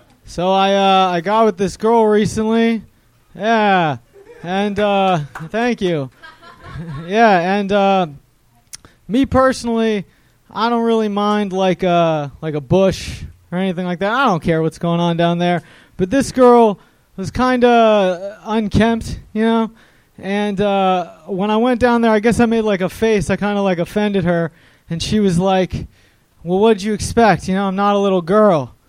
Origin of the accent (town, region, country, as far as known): Washington, District of Columbia, United States; moved away as an adult; now in Encino, United States